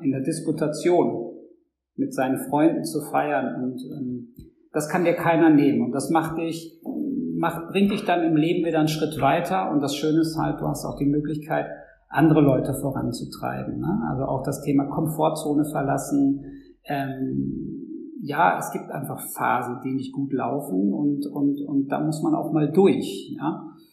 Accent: Dortmund, North Rhine-Westphalia, Germany; als Dortmunder Jung

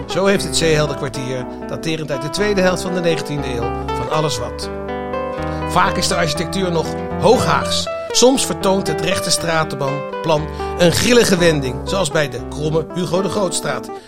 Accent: The Hague, South Holland, Netherlands; ben hier geboren, ja.

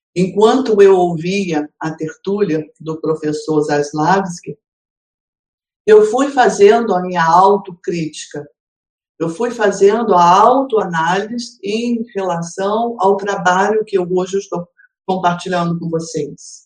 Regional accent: Rio de Janeiro, Brazil; esse Rio de Janeiro, a minha cidade natal, é onde eu tenho os meus filhos, os meus parentes, os meus amigos

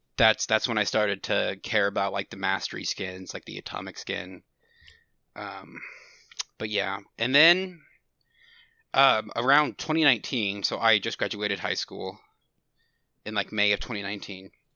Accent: Houston area, Texas, United States; I've lived in the same town my whole life. It's, I'm not gonna say the name of the city, but, um, it's, it's in the Houston area

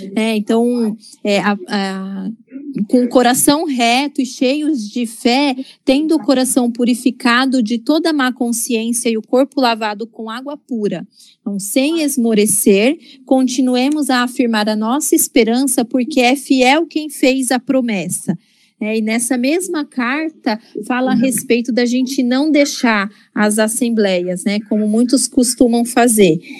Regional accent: Campo Grande, Mato Grosso do Sul, Brazil; now in São Paulo, Brazil; eu não sou de São Paulo, né? Eu sou de Campo Grande

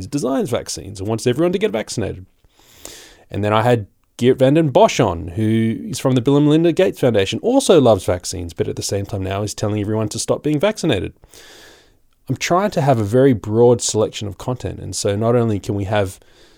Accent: Australia; I'm just an Aussie

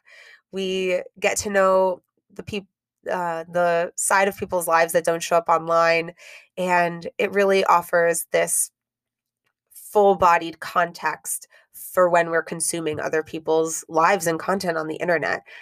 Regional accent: Miami, Florida, United States; Kendall, which is where I grew up

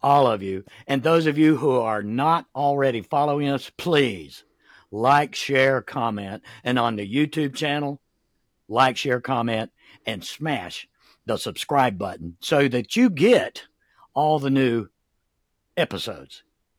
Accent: the South, United States; I'm from the South, and you can pick out most of the veterans in the South

